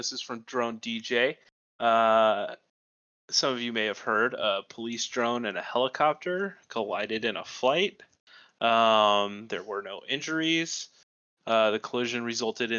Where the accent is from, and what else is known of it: Arizona, United States